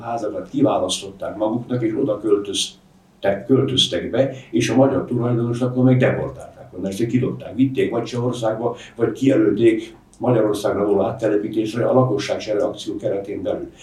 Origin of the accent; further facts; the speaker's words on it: Zemplén, Košice Region, Slovakia; first language Hungarian; moved away; én Zemplénből származom, a Latorca és a Laborc folyók találkozásánál van az én szülőfalum